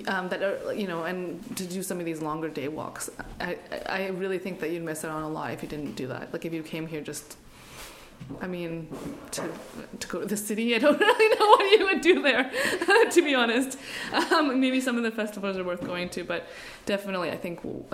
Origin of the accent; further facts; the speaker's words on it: Alberta, Canada; now in Hobart, Australia; I'm living in Hobart right now, but I'm Canadian.